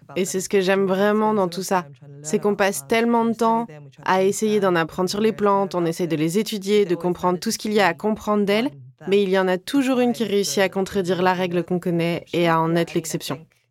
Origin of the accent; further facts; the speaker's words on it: Cape Town, Western Cape, South Africa; also born or lived in Edinburgh, United Kingdom; Je suis originaire du Cap et mes parents viennent de Shanghai en Chine